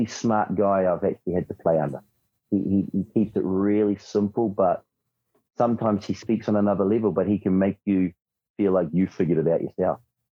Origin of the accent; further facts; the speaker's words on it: New Zealand; us Kiwis